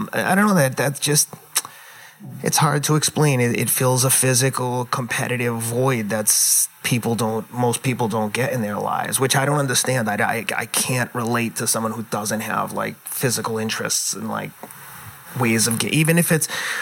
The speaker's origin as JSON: {"language": "English", "town": "Somerville", "region": "Massachusetts", "country": "United States", "tie": "born or raised there", "also_born_or_lived": "New York", "moved": "yes", "lives_now": "Pacific Palisades, California, United States", "said": "I grew up in inner city, blue collar Somerville"}